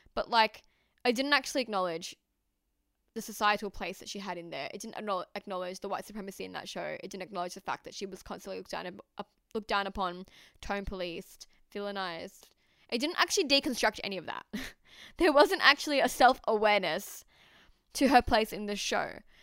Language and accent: English; Australia; I am Pakistani Australian.